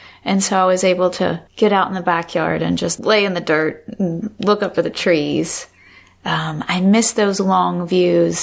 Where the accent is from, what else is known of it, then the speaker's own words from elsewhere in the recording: North Carolina, United States; moved away; also born or lived in Michigan / Maine; I was born in North Carolina. I grew up in North Carolina.